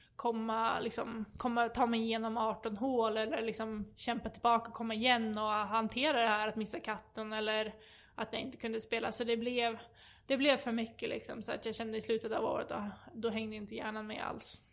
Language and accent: Swedish; Sweden; som svensk